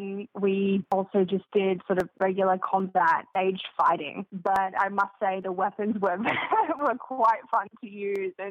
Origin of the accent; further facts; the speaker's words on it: Sydney, New South Wales, Australia; moved away as an adult; now in Los Angeles, United States; I'm from Sydney originally, and okay. I moved to LA at the beginning of 2017